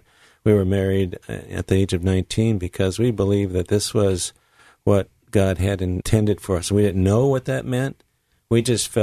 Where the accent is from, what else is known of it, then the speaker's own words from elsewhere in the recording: Wisconsin, United States; we are from Wisconsin, Iowa. Barb grew up in Iowa, but we've lived for 46 of our 49 married years in Wisconsin